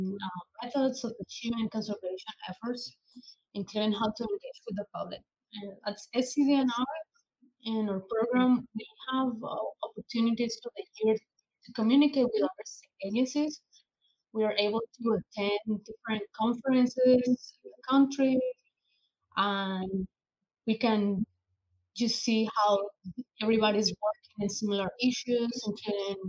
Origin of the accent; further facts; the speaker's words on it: Colombia; moved away as an adult; now in United States; I grew up in Colombia, South America. So it was a very large city with about 9 million people.